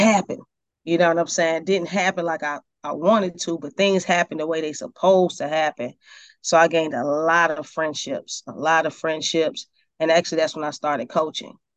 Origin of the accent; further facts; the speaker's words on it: Decatur, Georgia, United States; also born or lived in Atlanta / Stone Mountain; I was born in Atlanta. I was raised in Decatur and Stone Mountain area in the suburbs of, of Atlanta.